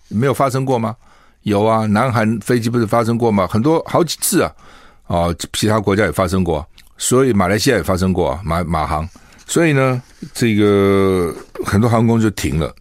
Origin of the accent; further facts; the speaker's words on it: Taiwan; 我们现在生活在台湾，现在在台湾